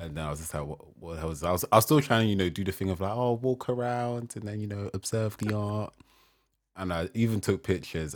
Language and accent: English; Nigeria; me being Nigerian, African